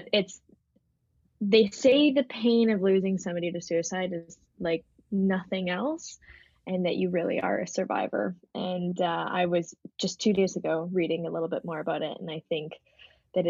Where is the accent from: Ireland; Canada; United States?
Canada; I'm a Canadian singer-songwriter